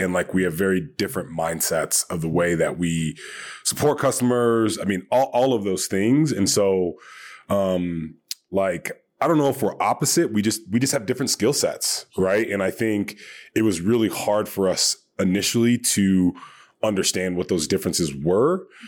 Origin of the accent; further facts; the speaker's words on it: Hawaii, United States; moved away; also born or lived in Long Beach / Northern California; Had some friends that I grew up with in Hawaii